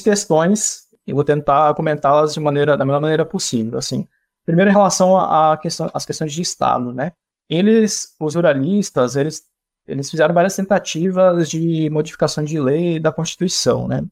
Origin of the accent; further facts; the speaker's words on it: Missões region, Rio Grande do Sul, Brazil; de onde eu sou, no Rio Grande do Sul, lá na região das Missões